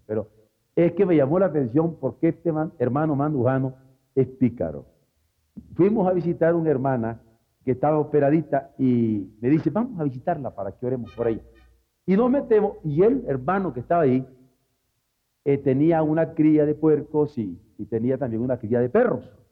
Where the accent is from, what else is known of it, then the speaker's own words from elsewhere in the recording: Mexico; como buen mexicano